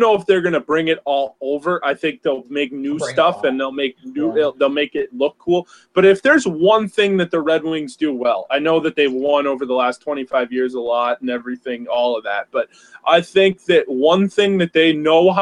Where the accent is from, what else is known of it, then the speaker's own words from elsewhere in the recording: Massachusetts, United States; being a kid, you know, here from Massachusetts